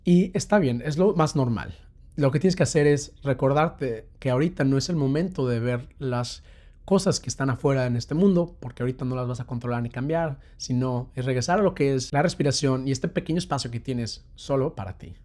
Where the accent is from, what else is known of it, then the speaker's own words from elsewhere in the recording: Mexico; now in London, United Kingdom; soy un mexicano que está viviendo aquí en Londres